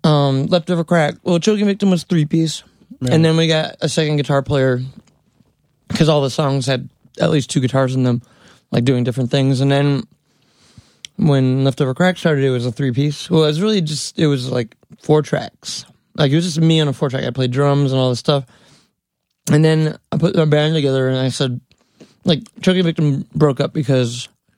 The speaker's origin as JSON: {"language": "English", "town": "New York City", "region": "New York", "country": "United States", "tie": "born or raised there", "said": "that's such a thing that's pounded into me as a little kid growing up in New York City."}